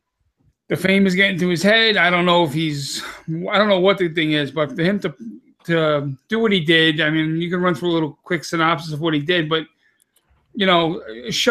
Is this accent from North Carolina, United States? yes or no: no; New York City, New York, United States; I'm from Staten Island